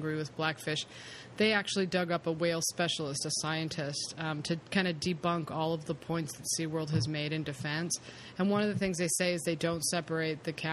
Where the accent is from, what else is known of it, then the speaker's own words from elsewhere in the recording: California, United States; being a Californian